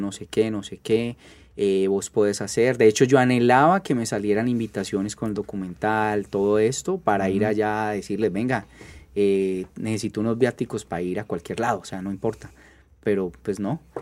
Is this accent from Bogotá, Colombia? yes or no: no; Roldanillo, Valle del Cauca, Colombia; los de Roldán